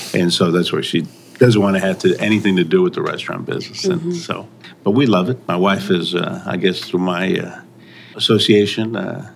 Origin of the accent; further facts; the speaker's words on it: New York, United States; also born or lived in Mazatlan, Mexico; I was born in New York